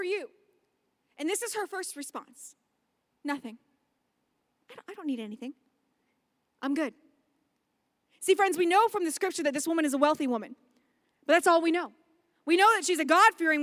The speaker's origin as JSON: {"language": "English", "town": "Las Vegas", "region": "Nevada", "country": "United States", "said": "we're from Vegas"}